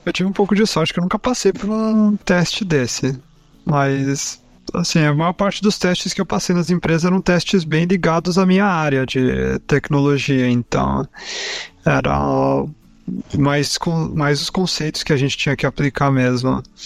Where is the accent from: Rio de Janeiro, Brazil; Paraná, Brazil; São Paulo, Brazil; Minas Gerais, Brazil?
São Paulo, Brazil; Caçapava; eu sou de Caçapava, São Paulo